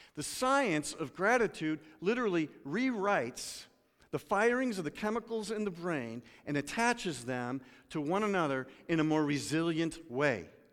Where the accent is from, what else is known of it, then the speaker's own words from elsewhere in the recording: United States; I'm an American.